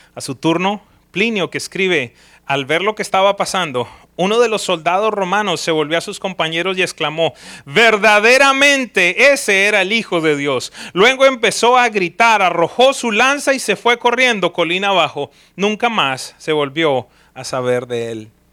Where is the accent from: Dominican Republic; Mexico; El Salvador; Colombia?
Colombia; now in United States; yo soy de origen colombiano, soy ciudadano de los Estados Unidos, pero mi origen es colombiano